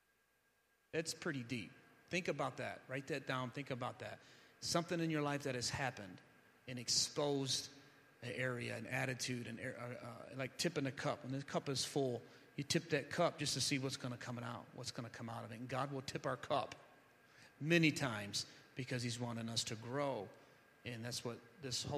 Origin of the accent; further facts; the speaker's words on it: Ecorse, Michigan, United States; also born or lived in Van Buren, Michigan; I'm from Ecorse, and I'm pastoring a church in Van Buren